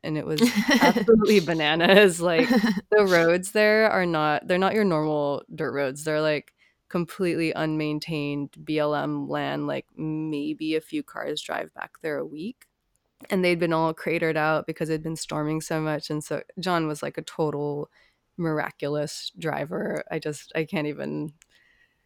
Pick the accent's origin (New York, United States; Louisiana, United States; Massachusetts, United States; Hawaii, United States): Hawaii, United States; growing up in Hawaii, there's not a lot of places you can go that are that isolated